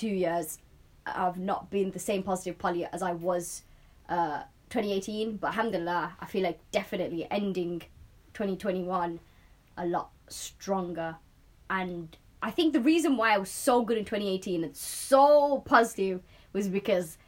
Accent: Manchester, North West England, United Kingdom; accent: Manchester; Definitely got a Manchester accent.

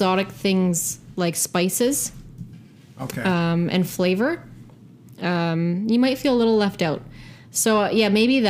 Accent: Mississauga, Ontario, Canada; I was born and raised in Mississauga

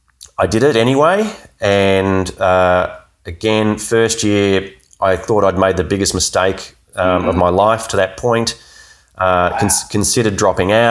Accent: Melbourne, Victoria, Australia; also born or lived in Geelong; I grew up in Melbourne, lived in Wonga Park near the school, and I had to move to Geelong

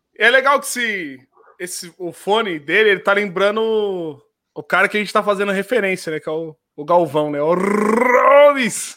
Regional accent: São Paulo, Brazil; moved away as an adult; also born or lived in Rio Grande do Sul; eu sou natural de São Paulo. São Paulo. Natural de São Paulo

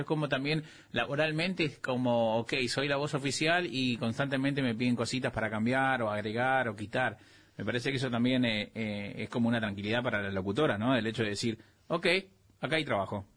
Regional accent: Clorinda, Formosa, Argentina; moved away; also born or lived in Misiones; De Misión en realidad, pero me crié en Formosa Clorinda

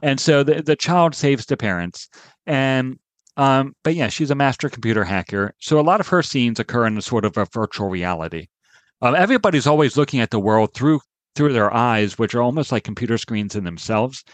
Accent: Maryland, United States; I grew up in Maryland

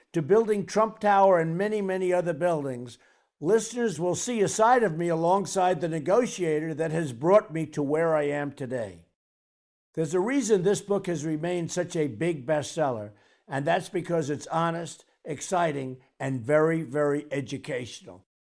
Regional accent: New York City, New York, United States; growing up in Queens, New York

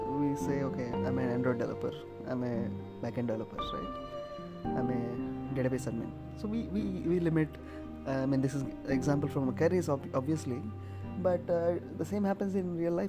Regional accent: Tirupati, Andhra Pradesh, India; I'm a Andhra guy, I'm a Telugu guy, right? You know, I can only speak one language, right? So I'm from Tirupati, so I only like people who come from Tirupati.

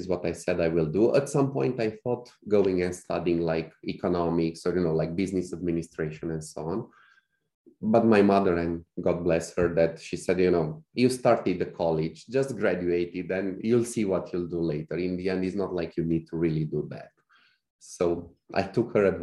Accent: Cluj-Napoca, Cluj County, Romania; in Cluj, in my hometown by then

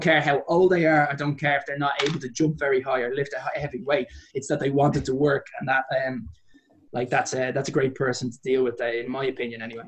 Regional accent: Dublin, Leinster, Ireland

